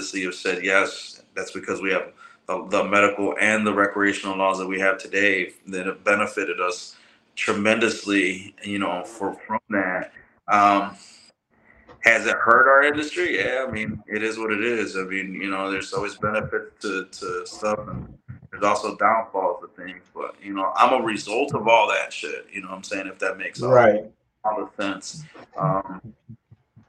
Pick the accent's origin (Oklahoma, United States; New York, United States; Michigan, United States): Michigan, United States; Holland; I was born in Holland, Michigan, back in 1980